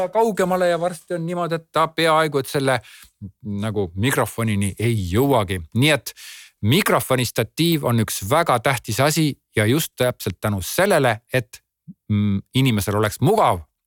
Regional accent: Estonia; olles eestlane

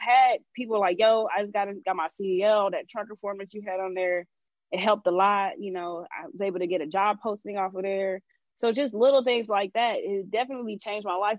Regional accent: Atlanta, Georgia, United States; I'm from Atlanta.

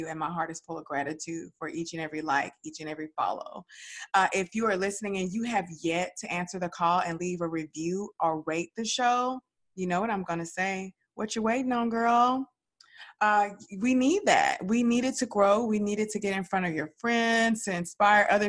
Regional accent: Dallas, Texas, United States; accent: Southern Dallas; that's my Southern Dallas accent.

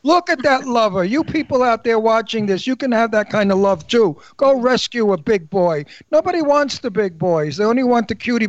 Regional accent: New York City, New York, United States; now in Palm Springs, United States; I came from the East River overlooking the Statue of Liberty, and it was called Brooklyn Heights. Back in those days when I lived there, it was poor people.

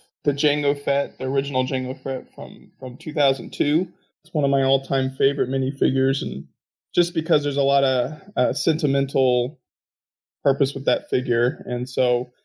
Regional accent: United States; I'm from the United States

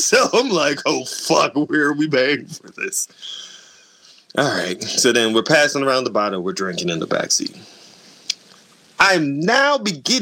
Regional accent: New York City, New York, United States; I'm black and I'm from Brooklyn.

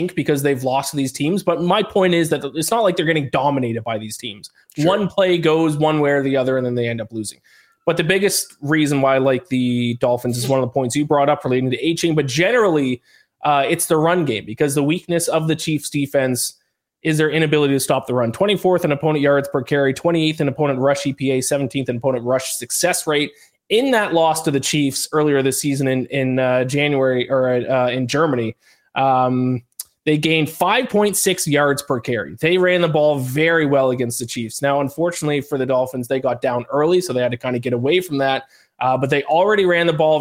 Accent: Canadian East Coast, Atlantic Canada, Canada; me being a Canadian East Coast boy

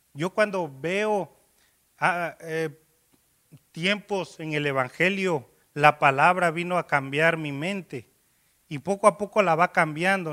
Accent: Miahuatlán, Oaxaca, Mexico; moved away; yo por ejemplo soy de ahí, de un pueblito, ahí eh, se llama Miahuatlán

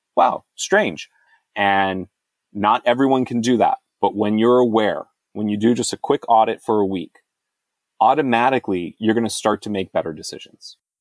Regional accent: United States; I'm an American. I live in America

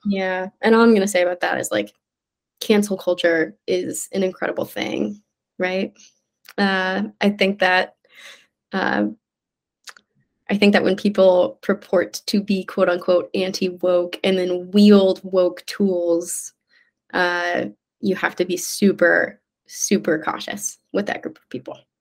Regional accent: Midwest, United States; now in New York City, United States; I'm from the Midwest

